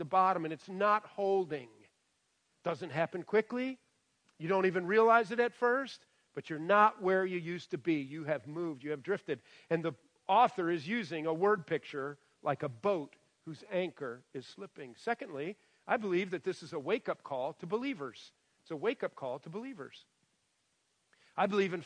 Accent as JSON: {"language": "English", "region": "Michigan", "country": "United States", "tie": "born or raised there", "moved": "yes", "lives_now": "West Virginia, United States", "said": "I grew up in Michigan."}